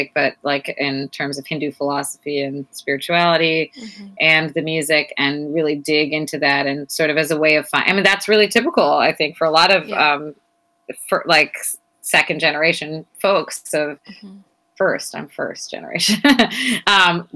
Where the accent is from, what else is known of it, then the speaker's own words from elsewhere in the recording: United States; growing up in America as a child of immigrants